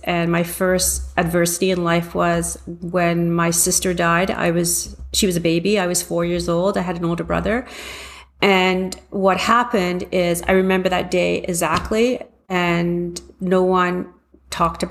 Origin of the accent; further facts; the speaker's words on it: Toronto, Ontario, Canada; also born or lived in London, England; I was born in London, England, and raised in Toronto